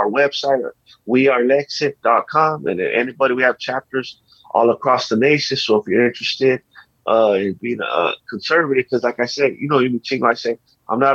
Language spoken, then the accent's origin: English; La Puente, California, United States; I grew up in my hometown, La Puente, especially when I grew up, it was all Latinos